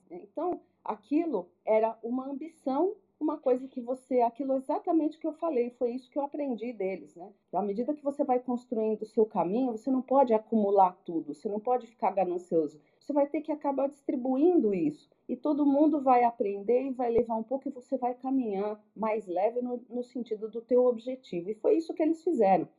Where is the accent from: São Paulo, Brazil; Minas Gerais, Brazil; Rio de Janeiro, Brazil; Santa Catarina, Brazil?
São Paulo, Brazil; eu nasci na ZL.